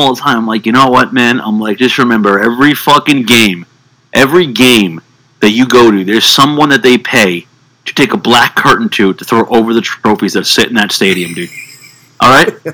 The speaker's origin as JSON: {"language": "English", "region": "New York", "country": "United States", "said": "I'm a New Yorker"}